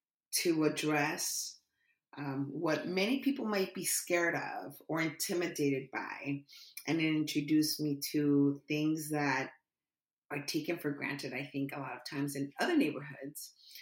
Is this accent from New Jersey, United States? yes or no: no; San Diego, California, United States; Yes, Southeast San Diego.